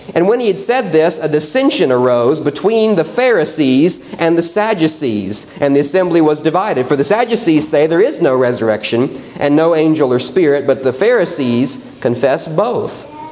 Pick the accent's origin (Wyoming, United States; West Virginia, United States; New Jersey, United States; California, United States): West Virginia, United States; moved away; where I grew up in West Virginia